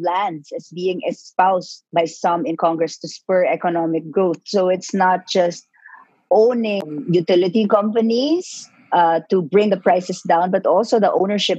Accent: Negros Island Region, Philippines; We hail from Negros

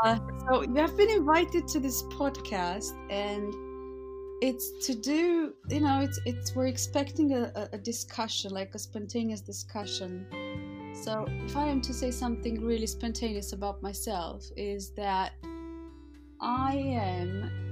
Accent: London, United Kingdom; from London, and I'm looking forward to having a really good conversation with you about life.

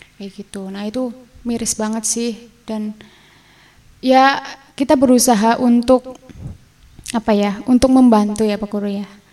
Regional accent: Bumiayu, Central Java, Indonesia; saya dari Bumi Ayu

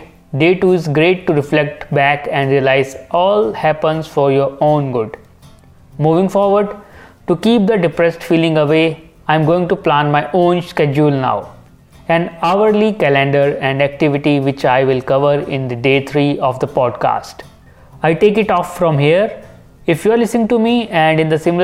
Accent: India; being an Indian

